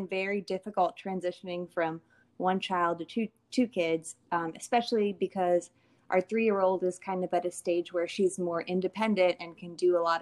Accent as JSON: {"language": "English", "town": "Washington", "region": "District of Columbia", "country": "United States", "tie": "born or raised there", "also_born_or_lived": "Virginia", "moved": "as an adult", "lives_now": "Washington, United States", "said": "I grew up in the D.C. area"}